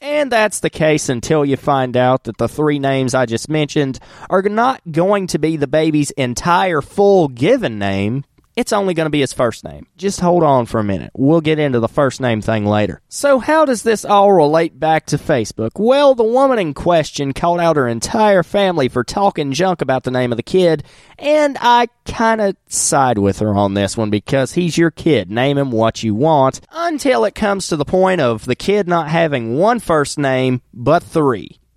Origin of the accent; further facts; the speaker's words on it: Wilkes County, North Carolina, United States; I'm from Wilkes County